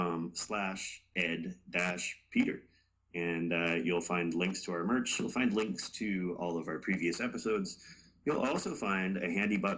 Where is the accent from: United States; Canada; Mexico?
Canada; as a Canadian